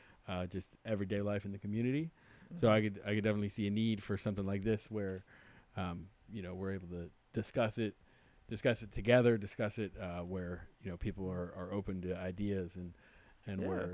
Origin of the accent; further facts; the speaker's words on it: Southern California, United States; now in Pittsburgh, United States; I grew up in Southern California, so my experience with different races and racism is a lot different than moving to Pittsburgh on the East Coast.